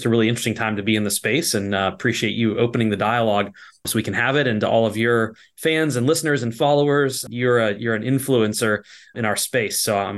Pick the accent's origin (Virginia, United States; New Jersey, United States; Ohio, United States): Virginia, United States; born there; I was born in Virginia, and my father was in the banking industry.